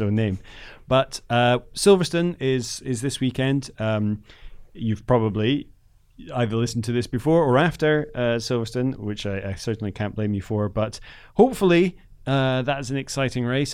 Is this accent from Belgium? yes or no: no; Netherlands; moved away; I grew up in the Netherlands